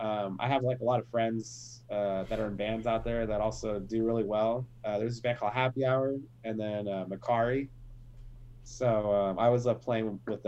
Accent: United States; I grew up in America, but, you know, growing up, going to Puerto Rico or hanging out with my Salvadorian family

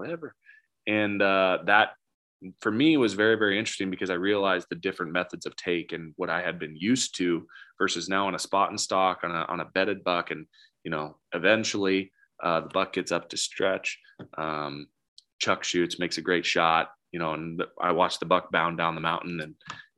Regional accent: Nebraska, United States; moved away; also born or lived in Wyoming; I'm from Nebraska

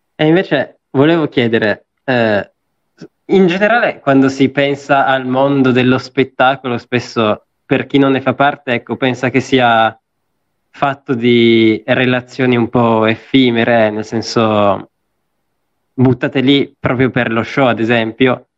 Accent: Apulia, Italy; now in Turin, Italy; io adesso sono pugliese, quindi vado in Puglia

